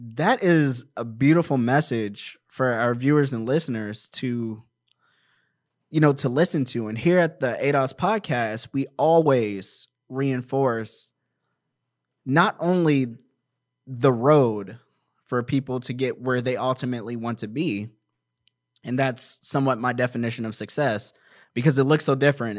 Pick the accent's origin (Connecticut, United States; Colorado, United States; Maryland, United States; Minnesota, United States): Maryland, United States; also born or lived in Washington, D.C.; now in Apple Valley, United States; I'm originally from Washington, D C, and I grew up in Maryland